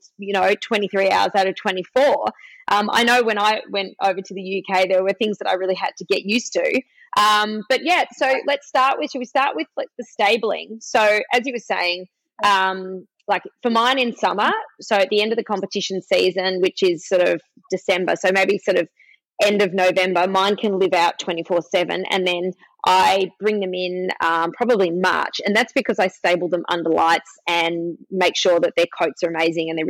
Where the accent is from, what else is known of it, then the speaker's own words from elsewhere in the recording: Melbourne, Victoria, Australia; I'm from Melbourne, Victoria, Australia